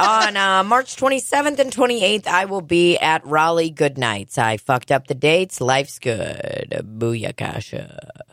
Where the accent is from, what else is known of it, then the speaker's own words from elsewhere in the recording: Russia; now in United States; I grew up in Soviet Russia